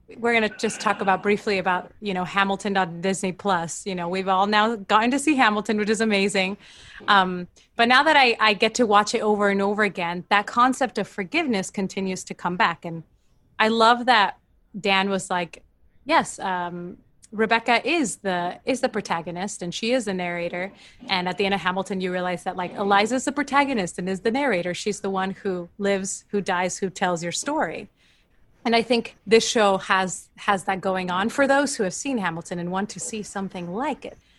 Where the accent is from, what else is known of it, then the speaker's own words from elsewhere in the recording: Argentina; moved away; I'm from Argentina